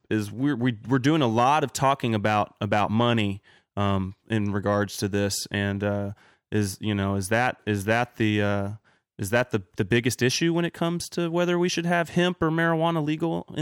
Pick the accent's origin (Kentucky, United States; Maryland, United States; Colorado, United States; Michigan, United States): Kentucky, United States; now in California, United States; I'm from Kentucky, man, and we were a big hemp growing state